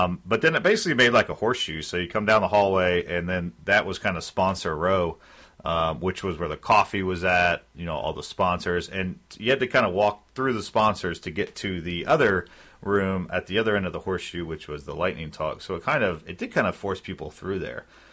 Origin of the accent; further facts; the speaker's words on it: Philadelphia, Pennsylvania, United States; I'm from Philly